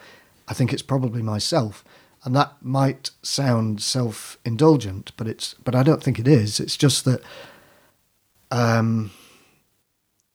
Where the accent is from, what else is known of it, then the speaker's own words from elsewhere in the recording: Manchester, North West England, United Kingdom; also born or lived in Whitley Bay, North East England; I was born in Manchester and then when I was very small, we went to Whitley Bay